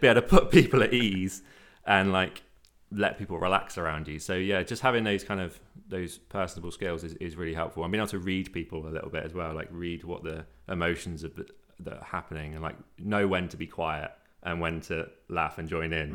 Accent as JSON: {"language": "English", "area": "Cornwall", "region": "South West England", "country": "United Kingdom", "tie": "born or raised there", "said": "I'm Cornish"}